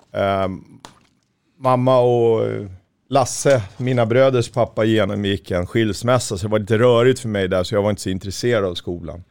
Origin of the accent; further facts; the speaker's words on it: Märsta, Stockholm County, Sweden; lokaltidningen hemma i Märsta